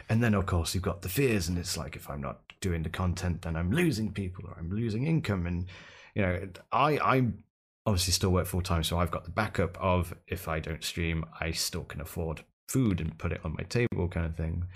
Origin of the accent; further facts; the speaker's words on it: United Kingdom; accent: British; I'm British, so I, I have, I, I come equipped with a British accent